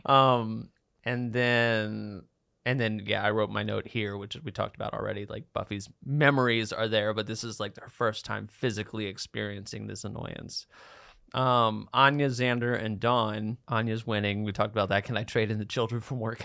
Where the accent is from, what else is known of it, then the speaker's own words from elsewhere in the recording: Baltimore, Maryland, United States; I'm from Baltimore